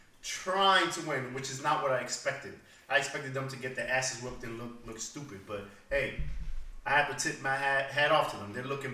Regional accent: New Jersey, United States; my home state of Jersey.

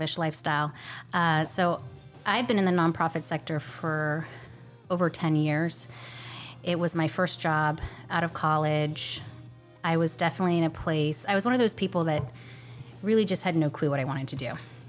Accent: right outside of San Francisco, California, United States; moved away as an adult; also born or lived in Washington, D.C. / Memphis / Chicago; now in Florida, United States; I'm a Cali girl through and through, born and bred right outside of San Francisco

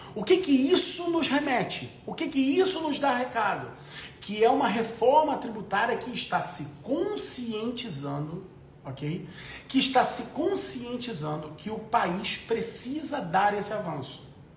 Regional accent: Brazil; Eu sou brasileiro, eu tenho família.

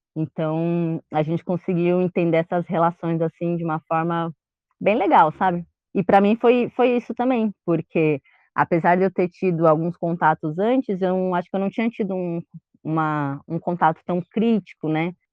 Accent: São Paulo, Brazil; Nasci em São Paulo, mas nasci mais perto da região do centro ali, Vergueiro

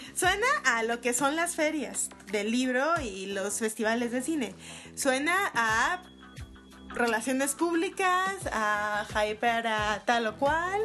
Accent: Guadalajara, Jalisco, Mexico; now in Mexico City, Mexico; tú y yo venimos de Guadalajara

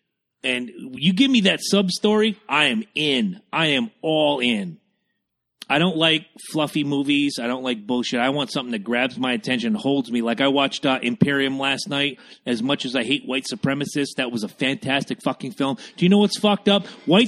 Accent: South Carolina, United States; born there; I was born in South Carolina. I've traveled to South Carolina many, many times. It's one of my favorite places on earth. I was born there.

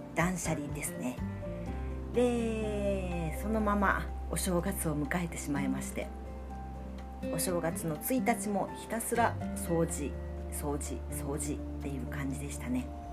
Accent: Fukuoka, Japan; 私は福岡博多生まれなので、えー、お雑煮は博多雑煮

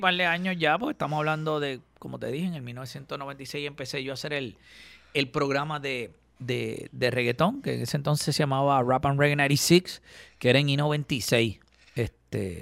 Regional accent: Caguas, Puerto Rico; also born or lived in Gurabo; yo soy de Cagua

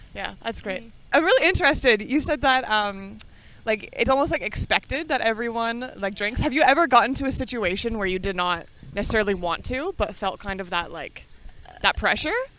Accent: Canada; now in Norway; as a Canadian, I was taught that we are way superior than Americans

